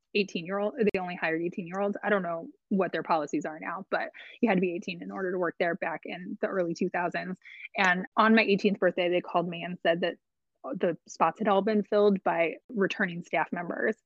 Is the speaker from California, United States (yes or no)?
yes; Long Beach, California, United States; moved away as an adult; also born or lived in Upstate New York; now in Medford, United States; I grew up in Long Beach, California, and we've moved around a couple of times since then